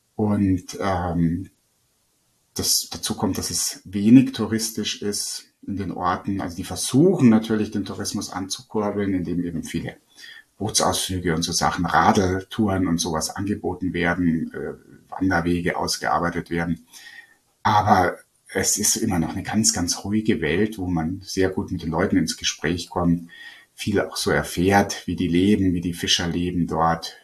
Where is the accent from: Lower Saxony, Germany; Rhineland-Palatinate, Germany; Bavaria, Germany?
Bavaria, Germany; Lake Starnberg; ich bin selber eben am Starnberger See am Wasser aufgewachsen.